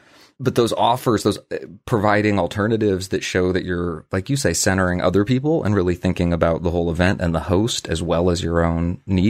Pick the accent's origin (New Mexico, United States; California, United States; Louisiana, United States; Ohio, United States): Ohio, United States; accent: Midwestern; In my case, I was raised in Ohio and have a completely neutral Midwesternish accent, and I'm sure that most who meet me will assume that I only grew up speaking English.